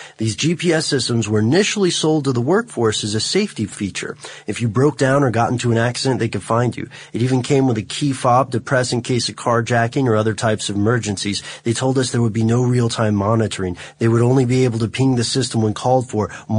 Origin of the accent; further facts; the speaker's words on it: Melbourne, Victoria, Australia; I'm from Melbourne in Australia. I see it all the time.